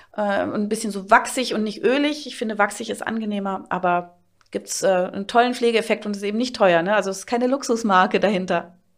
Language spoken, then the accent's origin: German; Berlin, Germany; bei uns in Berlin, ich bin aus Berlin natürlich